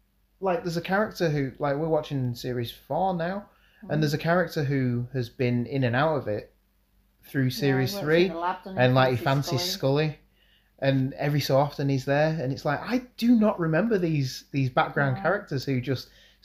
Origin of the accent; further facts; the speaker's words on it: United Kingdom; we are British.